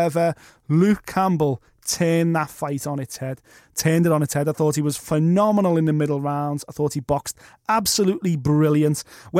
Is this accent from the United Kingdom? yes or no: yes; Liverpool, North West England, United Kingdom; As a Scouser, I would, and a friend of Tony Bellew, I would love to see Tony Bellew fight Joseph Parker